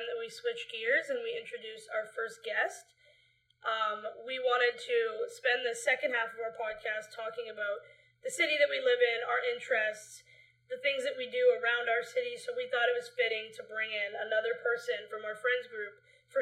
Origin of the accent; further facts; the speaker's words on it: Vancouver, British Columbia, Canada; we live in Vancouver. We grew up in Vancouver, BC, Canada.